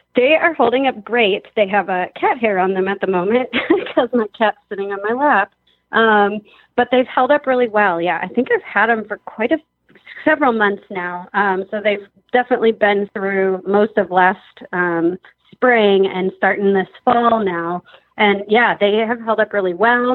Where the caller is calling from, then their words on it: Madison, Wisconsin, United States; I am calling today from Madison, Wisconsin, and I'm a driver